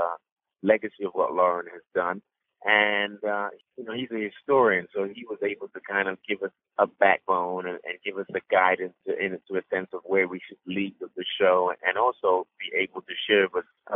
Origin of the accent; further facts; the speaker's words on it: London, United Kingdom; moved away as an adult; also born or lived in Sierra Leone; now in New York, United States; I was born in Sierra Leone and raised in London